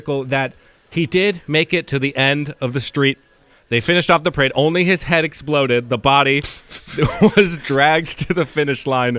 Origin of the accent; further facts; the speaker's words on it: Midlothian, Virginia, United States; I'm from Midlow